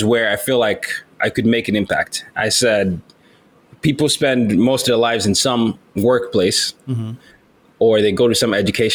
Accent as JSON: {"language": "English", "country": "Nigeria", "moved": "yes", "lives_now": "United States", "said": "I was from Nigeria."}